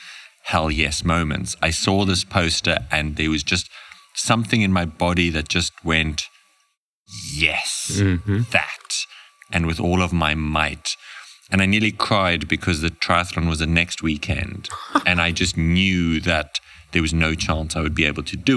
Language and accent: English; Namibia; I was born and raised in Namibia, very proud